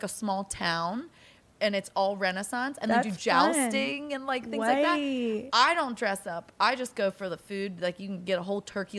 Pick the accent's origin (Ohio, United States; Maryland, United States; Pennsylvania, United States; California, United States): Pennsylvania, United States; we're from Pennsylvania